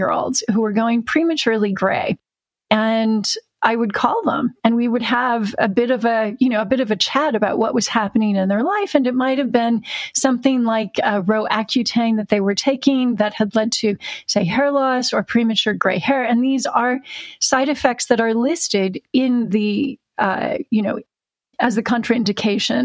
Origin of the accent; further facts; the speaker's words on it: Orange County, Southern California, United States; moved away as an adult; also born or lived in Tustin, California; now in United Kingdom; I'm a Southern Californian who is a sunshine refugee. I'm now living in the rain with Sarah.